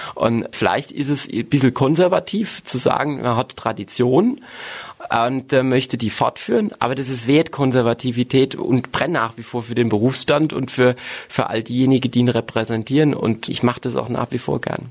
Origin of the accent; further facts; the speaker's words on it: Dittelsheim-Hessloch, Rhineland-Palatinate, Germany; also born or lived in Worms; Ich bin im Stadtkrankenhaus in Worms glücklich zur Welt gekommen, aber aufgewachsen bin ich in Dittelsheim-Hessloch, in einer wunderbaren Ortsgemeinde, auch ein Stück weit im Herzen Rheinhessens